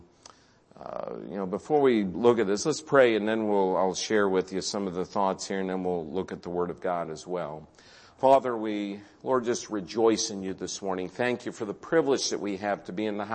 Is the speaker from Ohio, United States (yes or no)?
yes; Carrollton, Ohio, United States; We're from the Carrollton area, so not too far from you